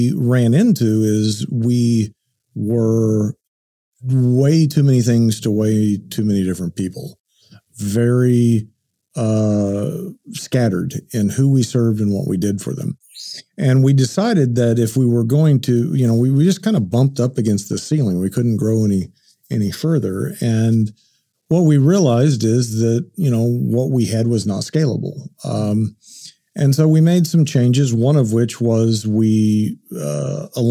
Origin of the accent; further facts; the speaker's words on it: Enid, Oklahoma, United States; also born or lived in Shawnee, Oklahoma; lived in Oklahoma all my life. I was born in Shawnee, raised in Enid